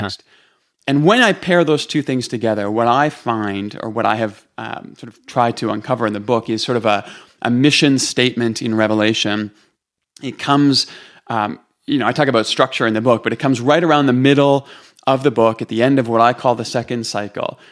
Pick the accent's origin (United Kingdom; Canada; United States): Canada; Toronto, Ontario; moved away as an adult; now in Calgary, Canada; I'm from Canada. I'm from, um, east side of the country in Toronto